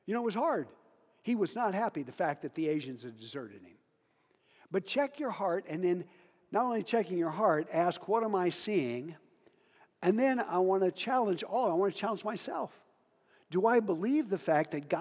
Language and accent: English; Hoxie, Kansas, United States; moved away; also born or lived in Africa; I had a really, really good friend in Hoxie, Kansas, where I grew up.